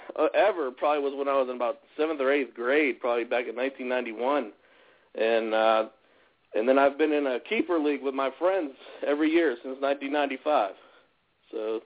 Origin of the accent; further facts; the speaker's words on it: McKeesport, Pennsylvania, United States; Well, I'm from McKeesport, Pennsylvania, and if you're not aware, it's about 20 minutes south of Pittsburgh. I am the community development director for the city of McKeesport.